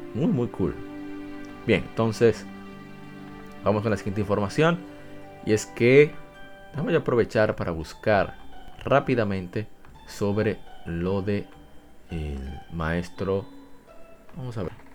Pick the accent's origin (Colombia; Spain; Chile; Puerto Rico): Puerto Rico; Puerto Rico, mi país